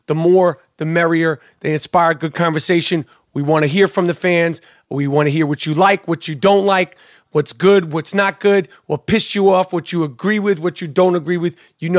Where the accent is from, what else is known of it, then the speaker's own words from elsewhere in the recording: New York City, New York, United States; I could just speak on growing up in New York City around Puerto Ricans, Dominicans, and black people.